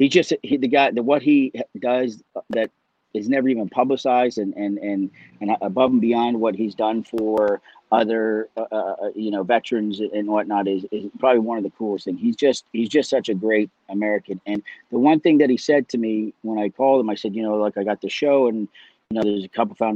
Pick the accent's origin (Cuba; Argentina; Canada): Canada; also born or lived in Dublin, Ireland; raised in Canada